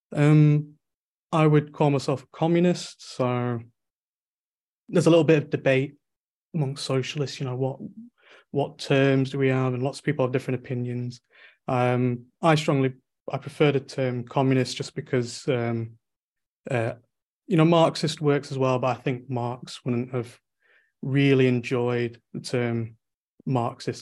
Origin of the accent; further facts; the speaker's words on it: Manchester, North West England, United Kingdom; I'm from Manchester in the, in, in, England